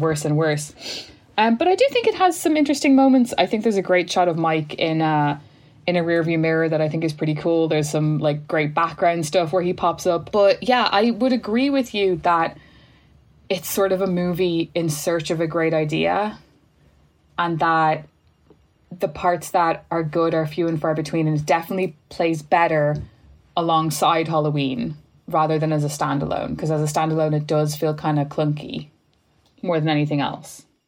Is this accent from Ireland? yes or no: yes; Ireland